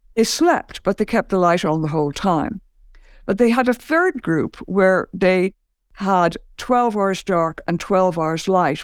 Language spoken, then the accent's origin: English; Ireland; I grew up in Ireland